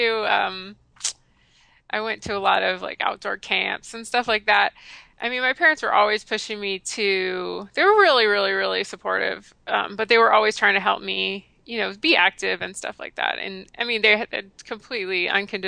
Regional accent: the South, United States; I grew up in the South and I grew up eating crappy standard American

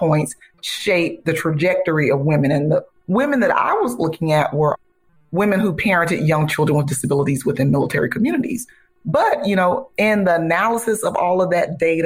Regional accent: Ocala, Florida, United States; I'm from Ocala, Florida, and I went to FAMU

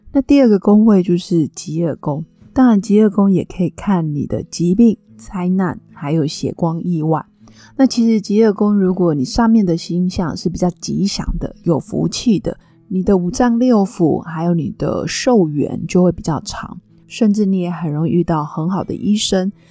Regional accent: Nantou County, Taiwan; 我的老家是在南投镇阳

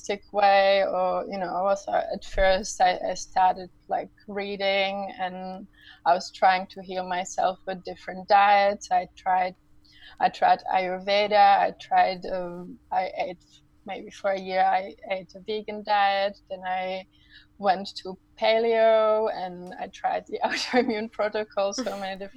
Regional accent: Czechia; moved away as an adult; I'm actually from the Czech Republic, so after I came back to the Czech Republic now almost 6 years ago

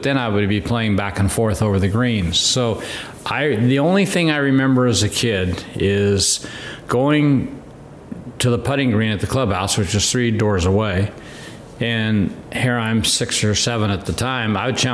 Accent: San Bernardino, California, United States; I grew up in San Bernardino at Arrowhead Country Club

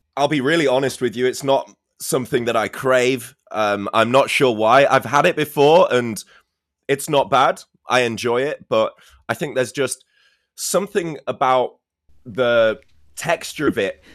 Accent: Scarborough, Yorkshire and the Humber, United Kingdom; in my hometown we also have a special kind of boat race in hmm. Scarborough in in the northeast

